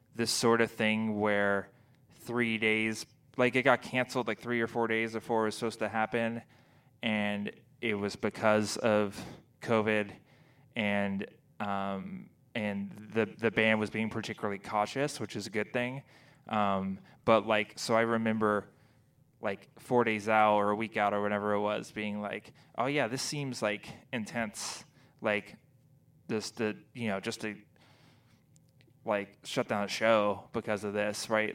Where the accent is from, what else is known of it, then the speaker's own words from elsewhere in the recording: Texas, United States; also born or lived in Kentucky / Indiana; now in New England, United States; I'm from Texas